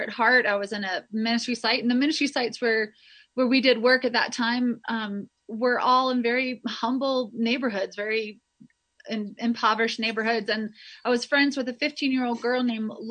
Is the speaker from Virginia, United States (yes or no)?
no; North Carolina, United States; moved away as an adult; also born or lived in Sewanee, Tennessee / Spartanburg, South Carolina; now in Quito, Ecuador; I am originally from North Carolina